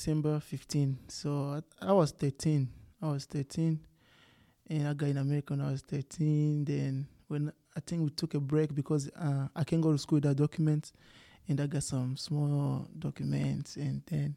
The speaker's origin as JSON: {"language": "English", "country": "Zimbabwe", "tie": "born or raised there", "also_born_or_lived": "Malawi / Tennessee, United States", "moved": "yes", "lives_now": "Lubbock, United States", "said": "I was born in Malawi, then we moved to Zimbabwe, and in Zimbabwe, 2009, there was drought"}